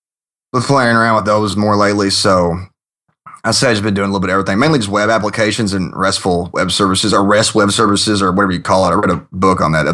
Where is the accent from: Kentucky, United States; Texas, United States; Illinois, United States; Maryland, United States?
Kentucky, United States; now in Washington, D.C., United States; I'm originally from Kentucky in the States here. And after college, I got a job opportunity over here in D.C. with a government contractor.